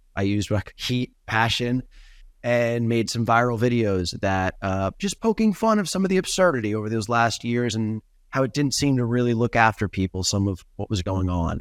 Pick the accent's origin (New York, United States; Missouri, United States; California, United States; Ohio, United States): New York, United States; moved away as an adult; now in Los Angeles, United States; I grew up in New York, left the East Coast, moved to L